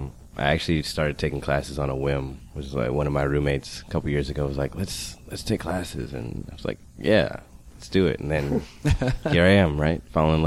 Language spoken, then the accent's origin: English; Atlanta, Georgia, United States; moved away as an adult; now in Chicago, United States; I'm from Atlanta. Been in Chicago for quite some time now, though. Moved up here for school.